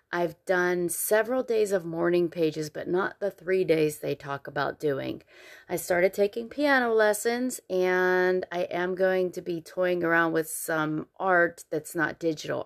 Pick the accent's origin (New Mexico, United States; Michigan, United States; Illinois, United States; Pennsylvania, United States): Pennsylvania, United States; now in Columbia, United States; I grew up in Pennsylvania, so it is different here